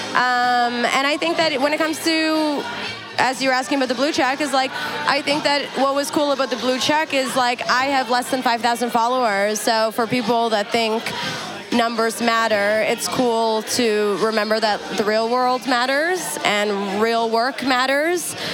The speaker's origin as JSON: {"language": "English", "country": "Afghanistan", "said": "You know, I'm from Afghanistan. Like it's in my blood to want to show up and."}